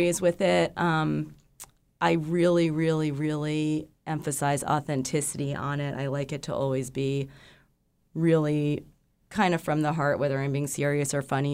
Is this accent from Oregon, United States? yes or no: no; New York City, New York, United States; now in Alaska, United States; I grew up in New York City, and a few of my friends from back home